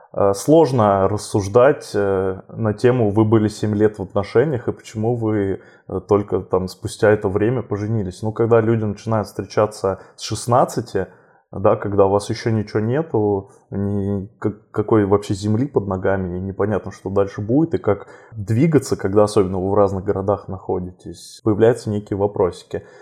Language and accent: Russian; southern Russia, Russia; moved away as an adult; now in Moscow, Russia; мой родной город, э, на юге России